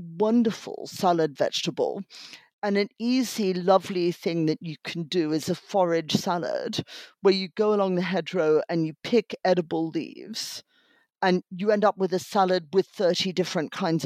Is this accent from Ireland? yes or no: no; Australia; born or raised there; moved away